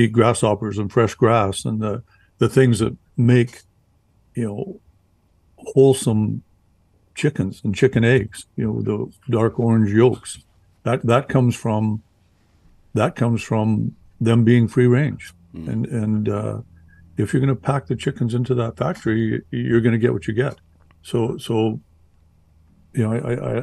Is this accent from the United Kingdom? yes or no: no; Canada; I'm from Canada